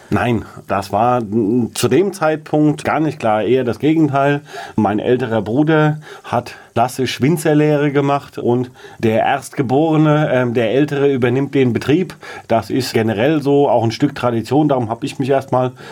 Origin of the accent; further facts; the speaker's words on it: Hechtsheim, Rhineland-Palatinate, Germany; Ich wohne im Moment jetzt in Hechtsheim mitten im Ort, aber ich bin im Weingut eben groß geworden, was zu meiner Kindheit noch deutlich außerhalb des Ortes war.